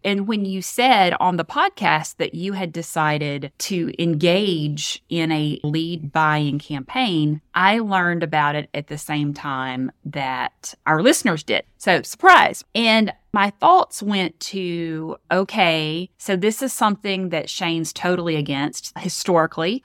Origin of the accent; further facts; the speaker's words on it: Northeast Louisiana, United States; also born or lived in Mississippi; I'm from Northeast Louisiana